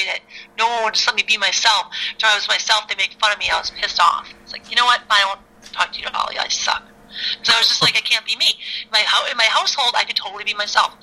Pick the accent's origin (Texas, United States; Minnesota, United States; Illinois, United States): Illinois, United States; Chicago; I grew up in South Side of Chicago.